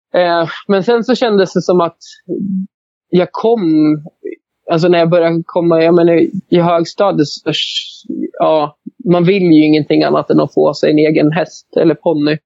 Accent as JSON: {"language": "Swedish", "town": "Arbrå", "region": "Gävleborg County", "country": "Sweden", "tie": "born or raised there", "said": "jag växte upp i Arbro"}